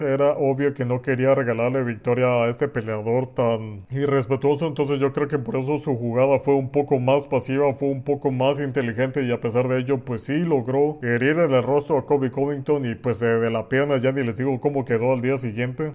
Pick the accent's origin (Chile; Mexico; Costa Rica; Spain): Mexico; soy mexicano